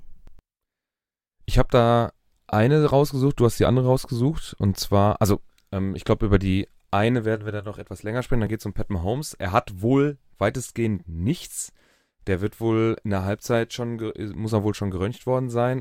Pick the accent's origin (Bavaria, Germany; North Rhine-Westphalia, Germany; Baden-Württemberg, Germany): North Rhine-Westphalia, Germany; Dortmund; bei uns in Dortmund